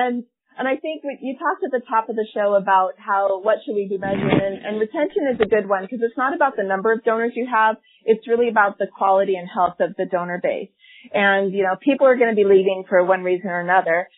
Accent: United States; moved away as an adult; now in Canada; I'm from the American context

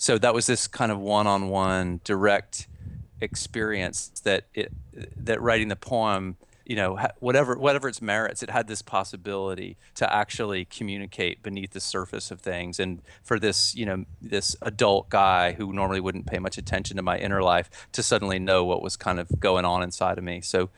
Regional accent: Georgia, United States; I grew up in North Georgia, in a place called Forsyth County, north of Atlanta

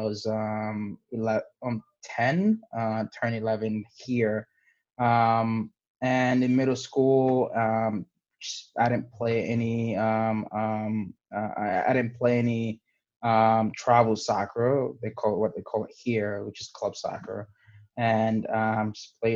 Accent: New York City, New York, United States; also born or lived in Guinea; born in Guinea, West Africa, and I was raised in the Bronx. I came here when I was 11.

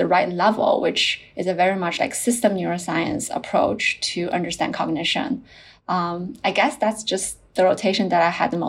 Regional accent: China; moved away as an adult; also born or lived in South Carolina, United States / Princeton, United States / Shanghai, China; I grew up in China and then I went to the US for my undergrad.

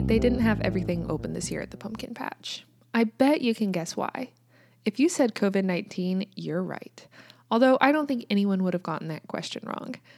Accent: United States; also born or lived in Kansas

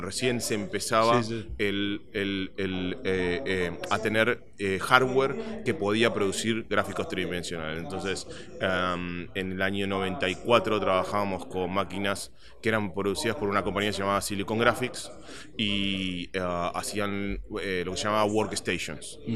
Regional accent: Buenos Aires, Argentina; moved away; yo soy originalmente de Argentina, eh, nací en Buenos Aires y desde muy chico ah, tenía una pasión por los videojuegos

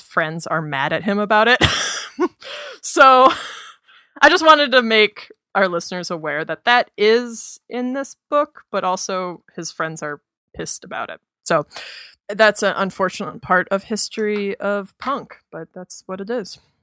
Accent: Minnesota, United States; I grew up in Minnesota

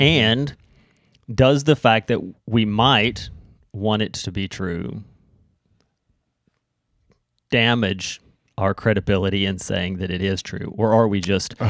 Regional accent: the South, United States; moved away; I'm from the South.

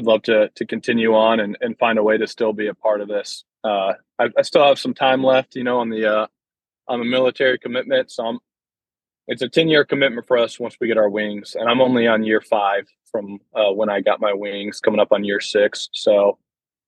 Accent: Iowa, United States; moved away; I'm from Iowa

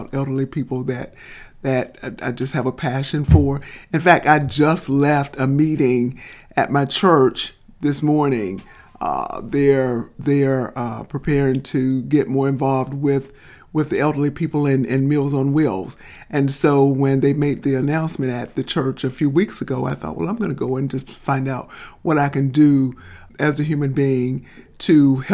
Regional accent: Birmingham, Alabama, United States; I'm from Birmingham. I grew up on the south side of Birmingham

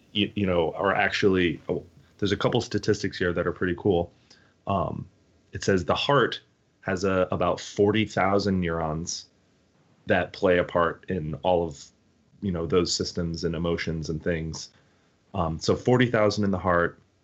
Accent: United States; our generation growing up in the United States

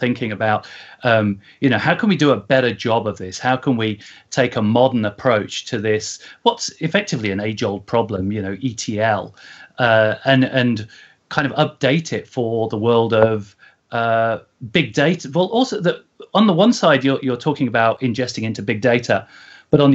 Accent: Coventry, West Midlands, United Kingdom; now in California, United States; I'm originally from Coventry

